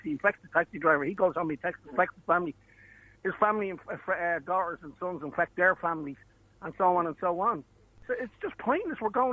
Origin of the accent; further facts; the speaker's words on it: Ireland; I'm an Irish citizen, and I can't leave my county